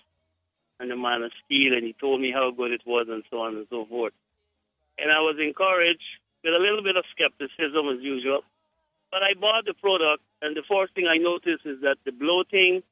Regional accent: Guyana; I am from Guyana

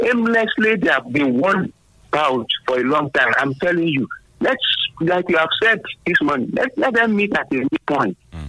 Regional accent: Abeokuta, Ogun State, Nigeria; from Abeokuta.

